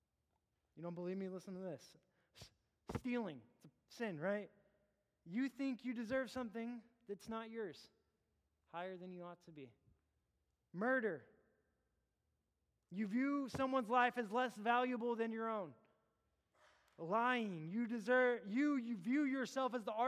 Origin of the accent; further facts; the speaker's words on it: Terrell, Texas, United States; I grew up in Terrell